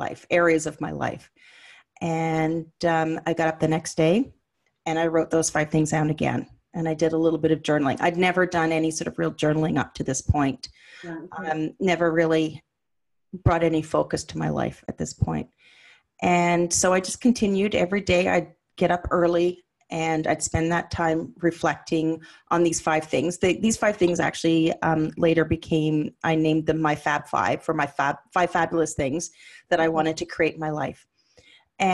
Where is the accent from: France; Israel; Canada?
Canada; Ottawa, Ontario; moved away as an adult; I'd moved to my parents back in the city where I was raised in Ottawa